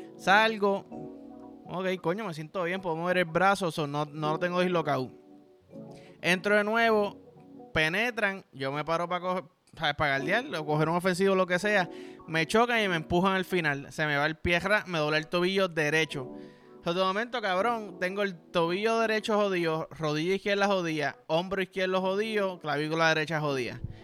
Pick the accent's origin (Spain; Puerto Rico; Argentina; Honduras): Puerto Rico; yo soy boricua